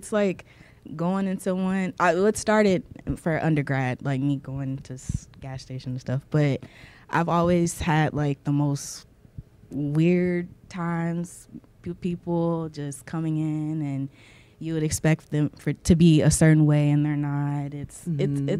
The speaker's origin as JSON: {"language": "English", "country": "Japan", "tie": "born or raised there", "moved": "yes", "lives_now": "United States", "said": "Because growing up in Japan, I was kind of free to actually be myself."}